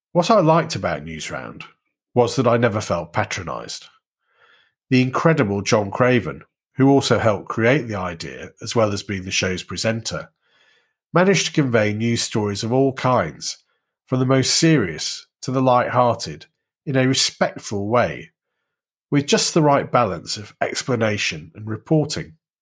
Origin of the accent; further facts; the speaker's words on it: Warrington, North West England, United Kingdom; Growing up in Warrington, that meant Look North West